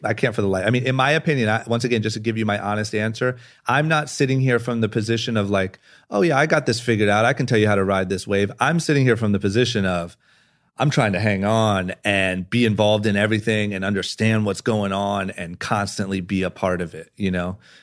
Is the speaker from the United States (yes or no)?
yes; Akron, Ohio, United States; growing up in Akron, Ohio